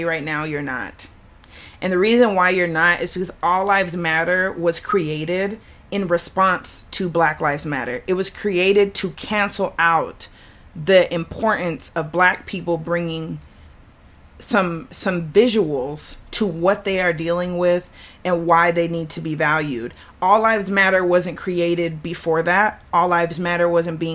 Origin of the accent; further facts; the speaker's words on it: the South, United States; I'm from the South